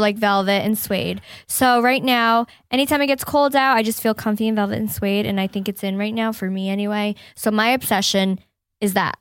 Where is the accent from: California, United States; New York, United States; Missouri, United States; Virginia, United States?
New York, United States; upstate; moved away; my mom still lives, um, in my hometown, upstate New York